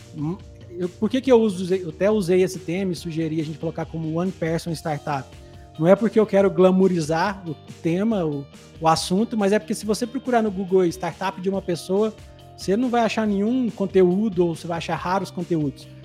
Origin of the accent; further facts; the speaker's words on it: Santo Antônio do Monte, Minas Gerais, Brazil; eu sou é, nascido e criado bem no interior de Minas, é uma cidadezinha chamada Santo Antônio do Monte.